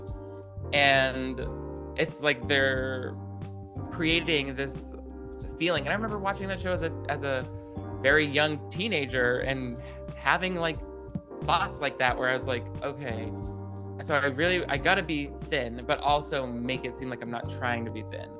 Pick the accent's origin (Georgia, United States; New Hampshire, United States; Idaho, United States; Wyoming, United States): New Hampshire, United States; Nashua; moved away as an adult; also born or lived in New York; now in California, United States; I grew up in Nashua, New Hampshire, which is like right on the border of Massachusetts and really close to Boston.